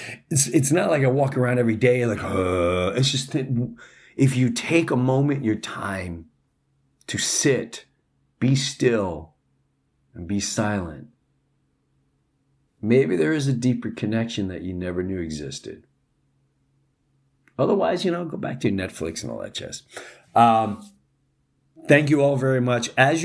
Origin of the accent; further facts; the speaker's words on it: New York, United States; It brought me right back to Long Island, where I grew up in Jefferson Avenue.